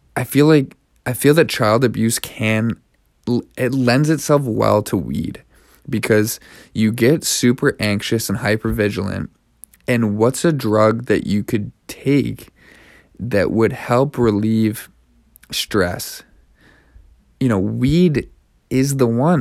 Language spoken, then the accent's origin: English; Canada; now in Montreal, Canada; I'm from Canada